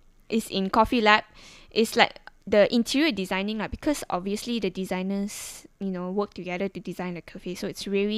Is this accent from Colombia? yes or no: no; Sabah, Malaysia; moved away; back in my hometown, which is Sabah